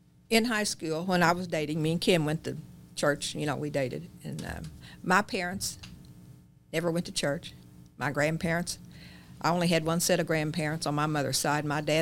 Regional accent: Chittyville, Illinois, United States; Well, I started in Chittyville.

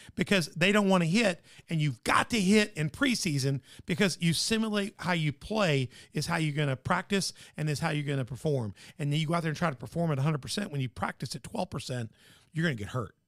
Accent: Tennessee, United States; my home state

